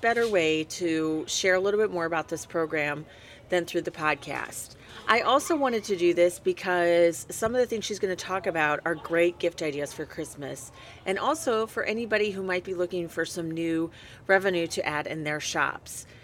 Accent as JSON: {"language": "English", "town": "Elkhart", "region": "Indiana", "country": "United States", "tie": "born or raised there", "said": "my hometown of Elkhart, Indiana"}